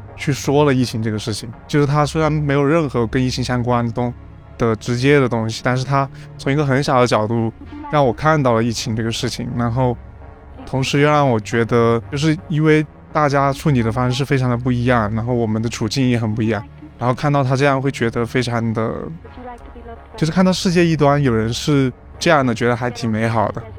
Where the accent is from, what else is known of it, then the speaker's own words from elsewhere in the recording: Chenzhou, Hunan, China; 在我老家那边，郴州